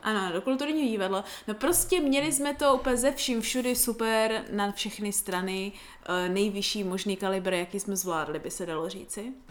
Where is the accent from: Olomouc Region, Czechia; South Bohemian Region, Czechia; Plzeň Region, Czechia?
Olomouc Region, Czechia; Prostějov; u nás v Prostějově